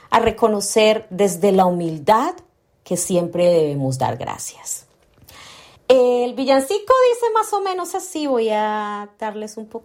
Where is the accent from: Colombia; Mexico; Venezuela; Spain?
Colombia; now in Melbourne, Australia; cantante y compositora colombiana, radicada en la ciudad de Melbourne, Australia.